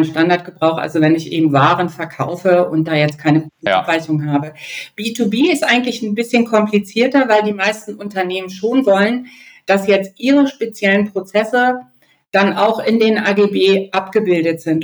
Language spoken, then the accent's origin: German; Germany; bei uns in Deutschland